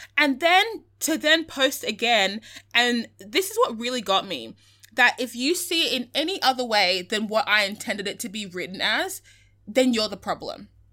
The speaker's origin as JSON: {"language": "English", "country": "Australia", "said": "identify as being Australian"}